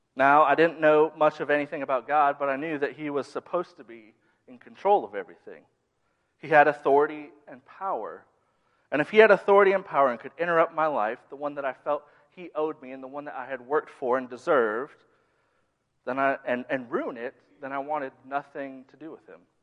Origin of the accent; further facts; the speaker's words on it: Minnesota, United States; now in the South, United States; I grew up in the Midwest, more specifically in Minnesota.